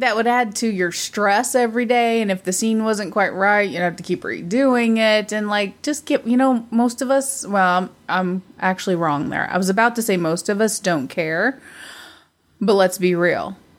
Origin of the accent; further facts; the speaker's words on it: United States; I'm an American